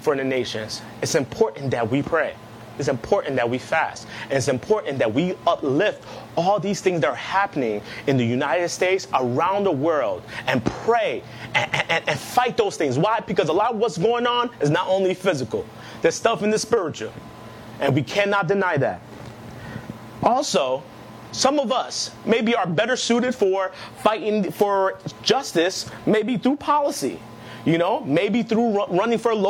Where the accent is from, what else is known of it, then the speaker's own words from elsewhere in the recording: Nigeria; Before I am Nigerian, before I am black, I am a Christian